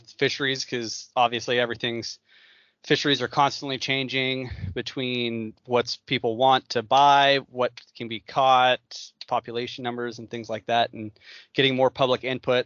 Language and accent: English; Oregon, United States; I grew up in Oregon and just commuted up to Alaska and back